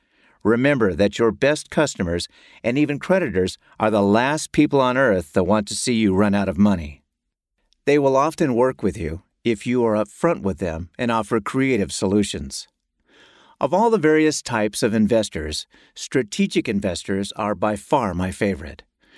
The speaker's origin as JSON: {"language": "English", "region": "North Carolina", "country": "United States", "tie": "born or raised there", "said": "By far, the largest payer in my home state of North Carolina was Blue Cross and Blue Shield, BCBS."}